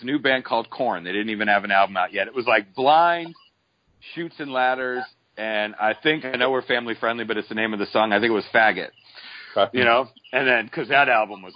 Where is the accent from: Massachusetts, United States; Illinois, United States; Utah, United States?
Massachusetts, United States; Boston; now in Atlanta area, United States; I'm originally from Boston